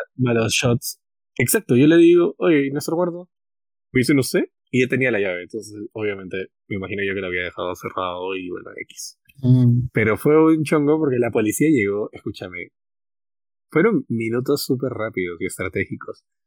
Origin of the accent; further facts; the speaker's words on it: Peru; nosotros éramos como 30 peruanos